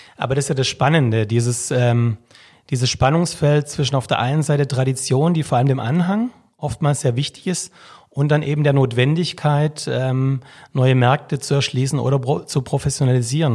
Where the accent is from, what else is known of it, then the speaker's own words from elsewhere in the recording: Vaihingen an der Enz, Baden-Württemberg, Germany; Also ich bin aufgewachsen im wunderschönen Feingen an der Enz